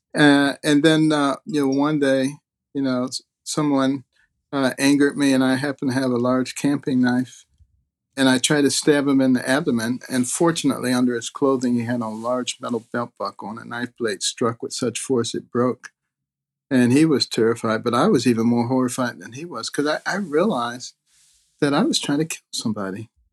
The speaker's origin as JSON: {"language": "English", "country": "United States", "tie": "born or raised there", "also_born_or_lived": "Detroit, Michigan / Boston, Massachusetts", "said": "when I was growing up in Detroit and Boston"}